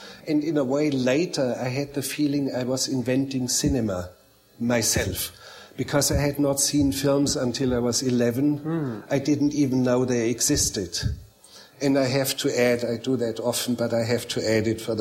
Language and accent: English; Bavarian Alps, Germany; also born or lived in Munich; I grew up in a very inaccessible, very remote mountain valley in the Bavarian Alps. Actually, I was born in Munich